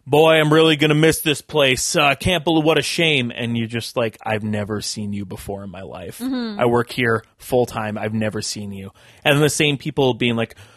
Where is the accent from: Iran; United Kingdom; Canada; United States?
Canada; Vancouver, British Columbia; now in Toronto, Canada; I'm from Vancouver.